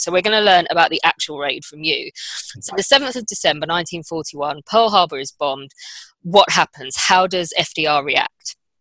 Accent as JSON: {"language": "English", "country": "United Kingdom", "said": "we're British"}